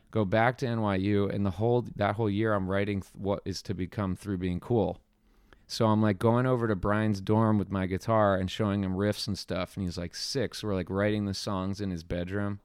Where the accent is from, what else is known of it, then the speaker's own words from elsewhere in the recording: Flemington, New Jersey, United States; also born or lived in Princeton, New Jersey; born in New Jersey, in, uh, Flemington, New Jersey